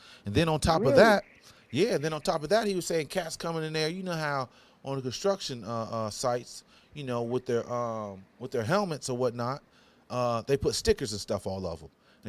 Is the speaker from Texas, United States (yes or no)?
no; Ohio, United States; I'm from Ohio